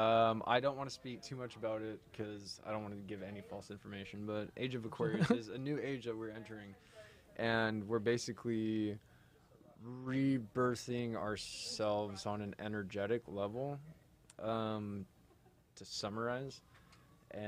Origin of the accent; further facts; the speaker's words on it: Orange County, California, United States; I grew up Orange County. I'm OG surfer.